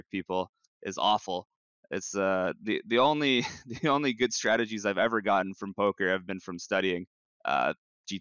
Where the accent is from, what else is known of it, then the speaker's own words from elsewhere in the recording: Canada; as a Canadian